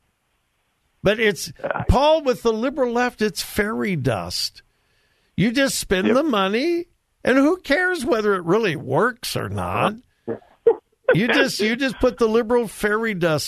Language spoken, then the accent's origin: English; California, United States; moved away; This is my home state of California